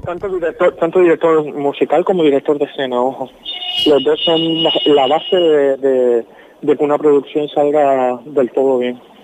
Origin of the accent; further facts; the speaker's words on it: Las Palmas de Gran Canaria, Canary Islands, Spain; la orquesta de mi tierra, con, la orquesta filarmónica de Las Palmas